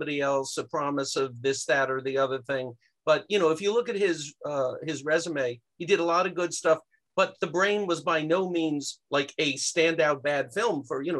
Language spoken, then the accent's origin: English; New Jersey, United States; moved away; I grew up back east in New Jersey, so the New York area